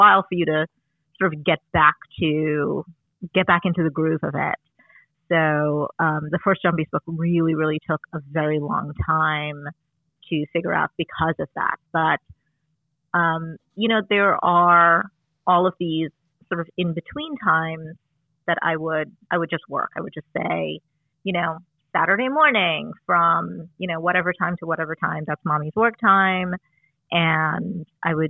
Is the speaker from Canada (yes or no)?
no; Trinidad & Tobago; moved away; when I was growing up in Trinidad